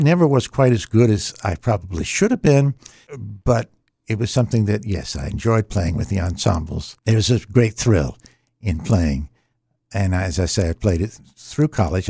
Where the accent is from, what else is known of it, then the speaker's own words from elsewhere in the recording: Norfolk, Virginia, United States; I was born in Norfolk, Virginia